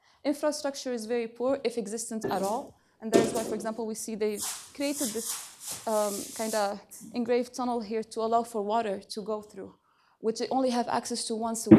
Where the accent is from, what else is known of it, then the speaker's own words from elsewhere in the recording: Algeria; I'm from Algeria, and that had a lot to do with my own experience and shaping it, because unlike my peers, I did not manage to go to Palestine with them, and that is because of my nationality.